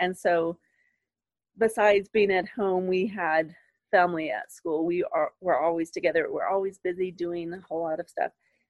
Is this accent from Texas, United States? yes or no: yes; Hondo, Texas, United States; I grew up in Hondo, where it's super small.